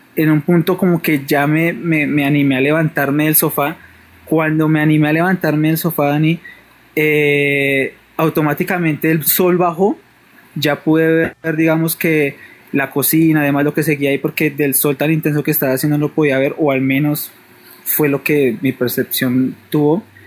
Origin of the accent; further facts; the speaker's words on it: Bogotá, Colombia; yo soy de Bogotá, vivía en una casa